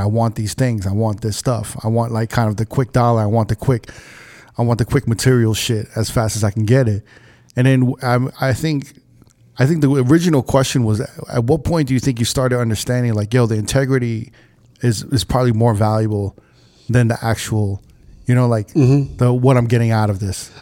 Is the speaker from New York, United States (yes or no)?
yes; New York, United States; moved away as an adult; now in Las Vegas, United States; when I was growing up in New York